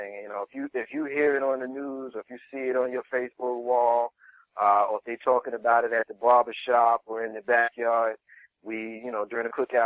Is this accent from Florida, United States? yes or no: no; Jersey City, New Jersey, United States; I grew up in Jersey City, New Jersey.